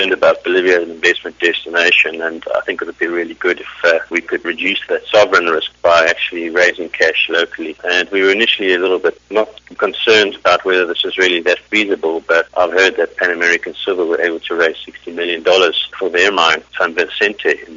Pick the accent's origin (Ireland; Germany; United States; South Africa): South Africa; moved away; I'm South African originally